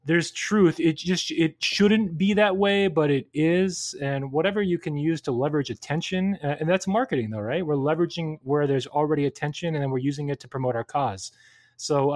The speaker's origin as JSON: {"language": "English", "region": "California", "country": "United States", "tie": "born or raised there", "said": "I grew up in California"}